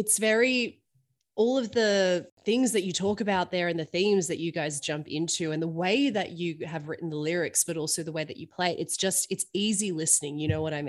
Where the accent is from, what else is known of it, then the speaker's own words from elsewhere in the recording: Melbourne, Victoria, Australia; moved away; I'm originally from Melbourne